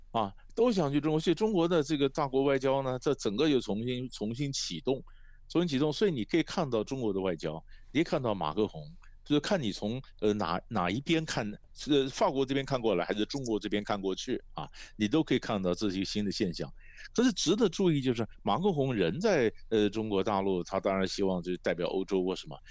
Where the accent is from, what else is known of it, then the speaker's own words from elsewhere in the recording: Taiwan; 在台湾我，呃，我，我们看了以后觉得有点错乱